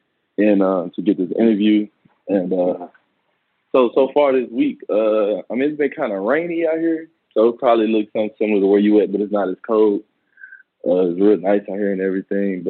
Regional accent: Dallas, Texas, United States; We grew up in West Dallas, which is, you know, a low-income area

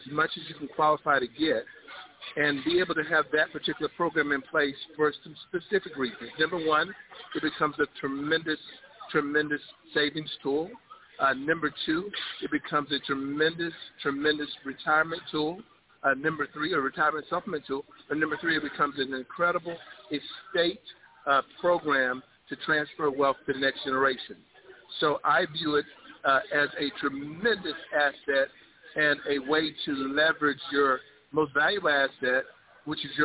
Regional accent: Miami, Florida, United States; moved away; also born or lived in South Carolina; I'm originally from Miami, Florida, moved to South Carolina, military service, 25 years of service

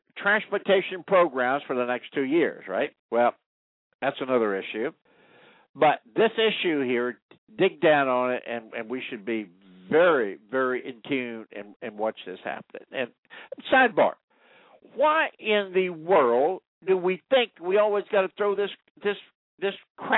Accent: United States; I'm an American. I'm a citizen of the United States

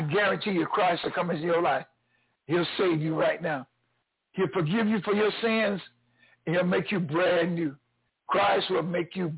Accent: the South, United States; I grew up here in the South

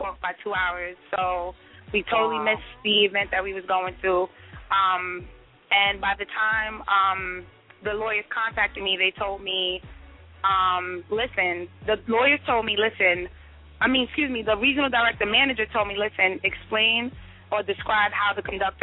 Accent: New York, United States; I'm from New York

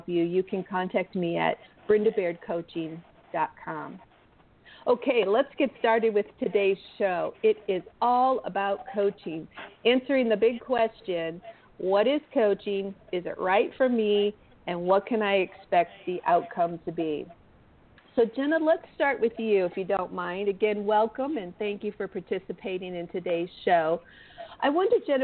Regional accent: Midwest, United States; I was born in the Midwest and I was raised by parents who operated a home-based business

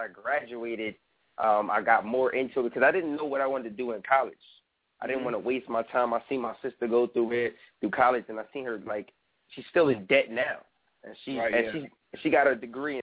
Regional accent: New York, United States; I'm from New York

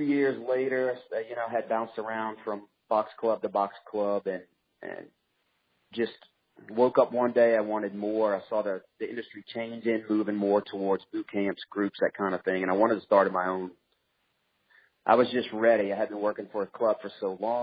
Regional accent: Louisiana, United States; also born or lived in Mississippi; I was born in Louisiana

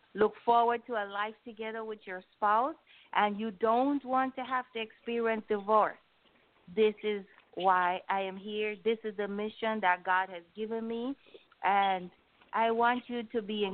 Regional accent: Jamaica; in my culture, which I'm from Jamaica.

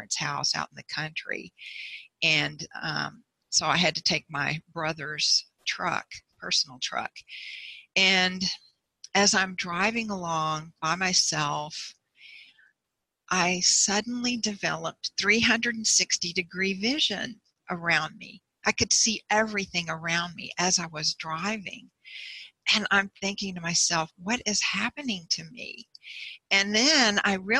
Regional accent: Bryan, Texas, United States; also born or lived in Houston; my hometown, Bryan. It's like an hour and a half north of Houston

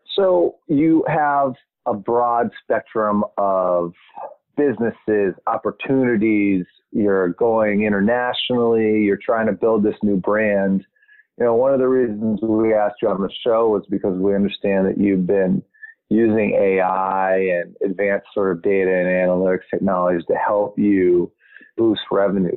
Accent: Montgomery County, Maryland, United States; I'm from Maryland. I'm from Montgomery County, right next to Prince George's County.

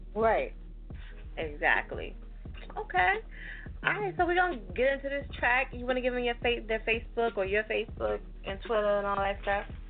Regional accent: New Jersey, United States; moved away; also born or lived in Philadelphia, Pennsylvania; I'm from Jersey, but I lived in Philly for 15 years

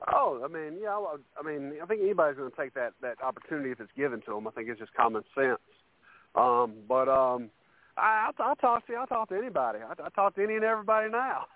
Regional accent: Carolina, United States; I'm a Carolina boy

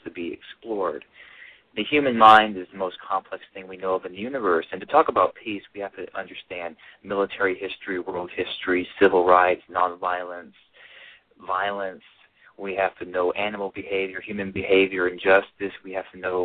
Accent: Alabama, United States; my mother's Korean, and I grew up in Alabama

